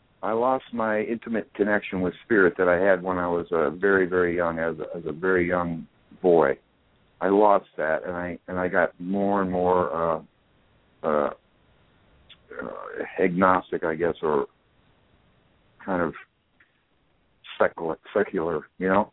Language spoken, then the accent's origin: English; Wichita, Kansas, United States; at 3.5 back in Wichita, Kansas in 1940